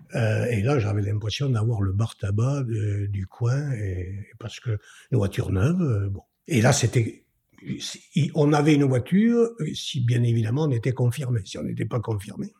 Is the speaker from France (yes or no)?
yes; Bergerac, Nouvelle-Aquitaine, France; also born or lived in Toulouse / Bordeaux; now in Bergerac, France; je suis né euh, à Bergerac en juin 1948, je suis papa de deux enfants. Euh, j'ai euh, euh, en, fait c'est l'itinéraire d'un enfant de Bergerac